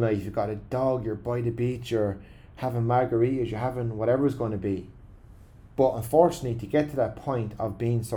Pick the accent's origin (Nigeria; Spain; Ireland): Ireland; As Irish people